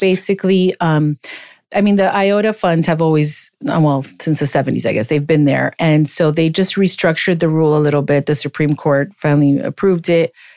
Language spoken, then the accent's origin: English; Miami, Florida, United States; I grew up in Miami. I'm a Miami native